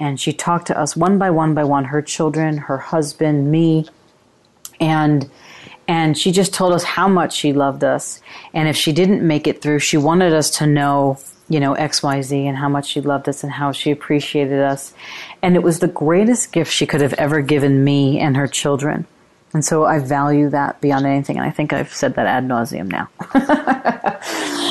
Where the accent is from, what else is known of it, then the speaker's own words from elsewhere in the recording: New York, United States; I grew up in New York